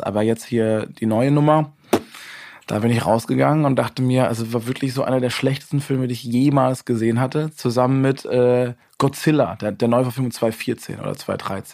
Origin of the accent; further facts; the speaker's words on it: Busenbach, Baden-Württemberg, Germany; also born or lived in Weingarten; das ist so 20 Kilometer von meinem Heimatdorf entfernt, wo ich dann wirklich dann auch aufgewachsen bin, Busenbach.